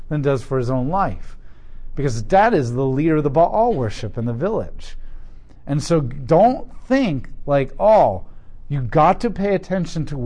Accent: Columbus, Ohio, United States; I'm an American, I'm Ohioan, I'm a Colombian, Columbusite.

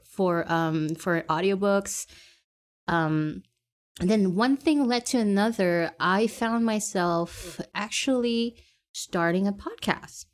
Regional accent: Canada; I am born and raised in Canada, and I am Asian

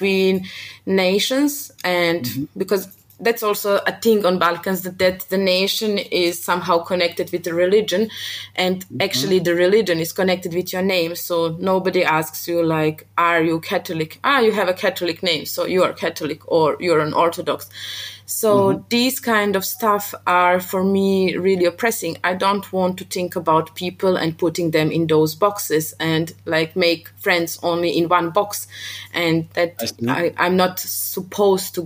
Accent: Montenegro; moved away as an adult; also born or lived in Mostar, Bosnia and Herzegovina (father's origin); now in Vienna, Austria; I was raised and born in Montenegro my whole life.

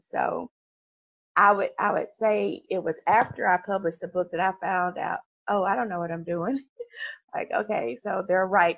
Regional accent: Memphis, Tennessee, United States; I am from Memphis, Tennessee. So, you know, we are, we are, we have a church on every corner

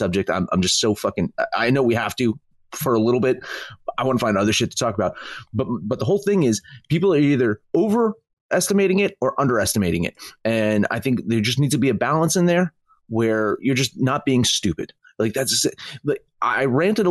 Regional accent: New Jersey, United States; I'm from New Jersey.

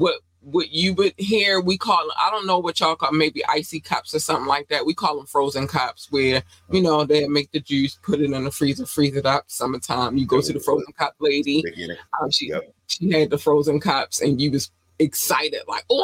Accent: Baltimore, Maryland, United States; also born or lived in North Carolina; I was born in North Carolina. We moved here when I was 8 going on 9. And so Baltimore raised me. I'm born in North Carolina, but I was raised here.

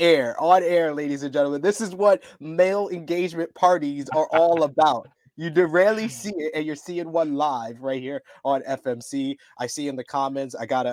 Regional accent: New York City, New York, United States; born or raised there

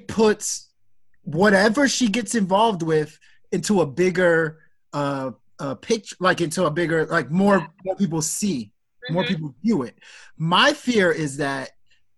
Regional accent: Nigeria; as a Nigerian

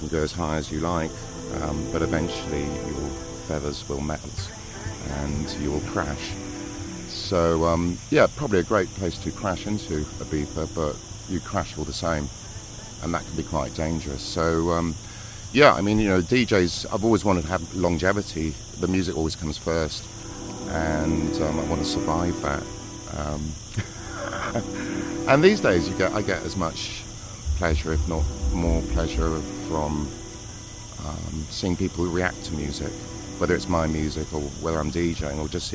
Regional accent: England, United Kingdom; being English, you know, we've got a really strong culture of music

